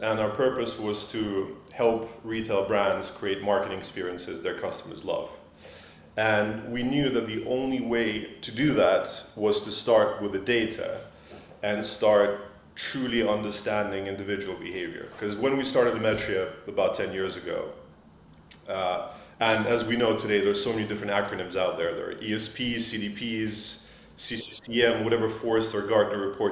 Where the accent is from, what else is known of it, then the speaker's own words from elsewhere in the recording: Switzerland; moved away as an adult; now in London, United Kingdom; I grew up in Switzerland. I moved out to London to start my career